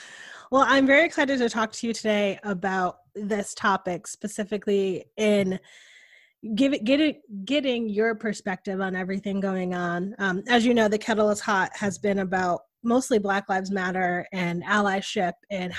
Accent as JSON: {"language": "English", "region": "New England", "country": "United States", "tie": "born or raised there", "said": "but growing up in New England and living now in a Southern state, like what a culture shock that was for me"}